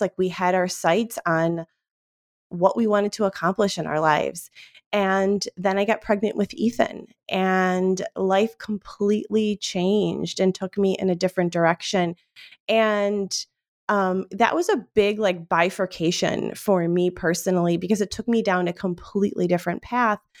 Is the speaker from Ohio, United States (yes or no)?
yes; Cleveland, Ohio, United States; we grew up in Cleveland, Ohio, like, yes, Cleveland, Ohio